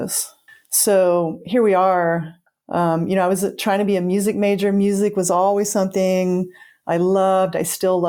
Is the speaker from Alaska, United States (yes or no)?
no; Oklahoma, United States; Growing up in Oklahoma, I'm Osage, I'm enrolled Osage.